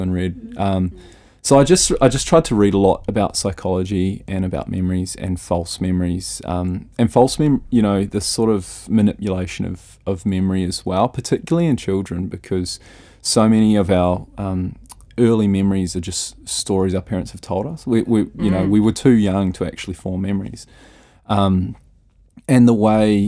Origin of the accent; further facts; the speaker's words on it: Rotorua, Bay of Plenty, New Zealand; moved away; when I was back in Rotorua, my hometown